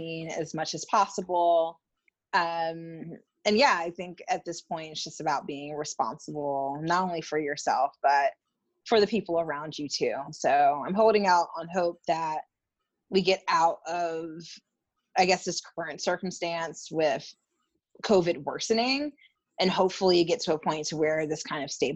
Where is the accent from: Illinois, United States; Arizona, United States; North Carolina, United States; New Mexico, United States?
North Carolina, United States; moved away as an adult; also born or lived in New York; I grew up in North Carolina, but I moved to the city at the young age of 20